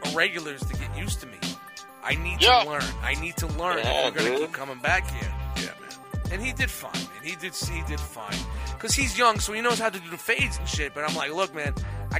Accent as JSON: {"language": "English", "town": "New York City", "region": "New York", "country": "United States", "tie": "born or raised there", "moved": "yes", "said": "when I grew up in Brooklyn"}